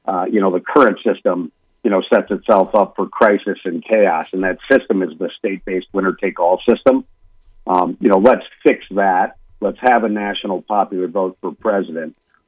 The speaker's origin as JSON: {"language": "English", "region": "Minnesota", "country": "United States", "tie": "born or raised there", "said": "My home state of Minnesota has it."}